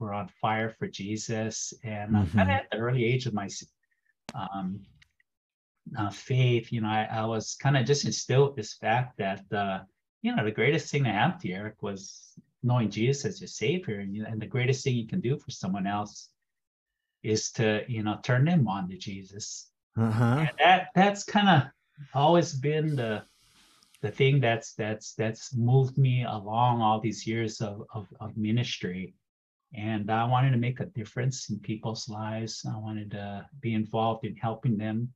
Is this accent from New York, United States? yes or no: no; Pearl City, Hawaii, United States; now in Arcata, United States; born and raised in Hawaii.